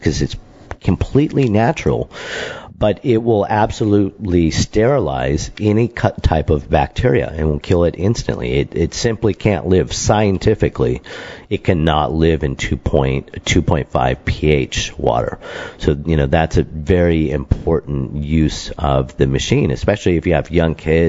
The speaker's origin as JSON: {"language": "English", "region": "Michigan", "country": "United States", "tie": "born or raised there", "said": "when we were growing up in Michigan"}